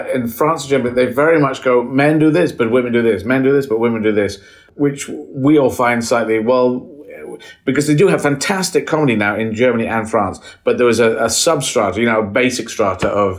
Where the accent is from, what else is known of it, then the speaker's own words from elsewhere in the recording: Bexhill, South East England, United Kingdom; I grew up in Bexhill, near Hastings, near Eastbourne and Brighton